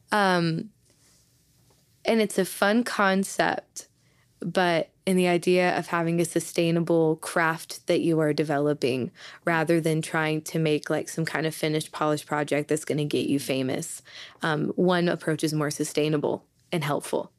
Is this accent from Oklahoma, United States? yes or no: yes; Southeastern Oklahoma, United States; I was born and raised in Southeastern Oklahoma